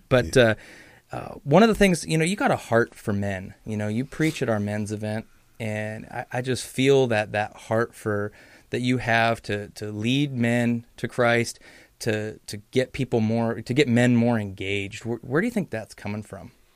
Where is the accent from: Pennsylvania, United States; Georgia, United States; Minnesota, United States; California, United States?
California, United States; Southern; moved away; I grew up down in Southern California